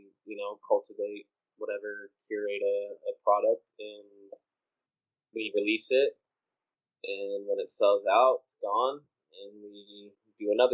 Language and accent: English; Melbourne, Florida, United States; moved away as an adult; now in Los Angeles, United States; Central Florida, a place called Melbourne. We grew up in a town called O'Galley inside of there